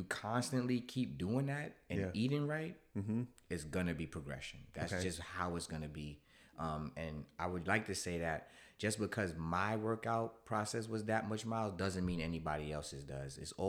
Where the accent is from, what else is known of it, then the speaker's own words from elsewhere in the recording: New York, United States; I've always been that growing up in New York. I like logos.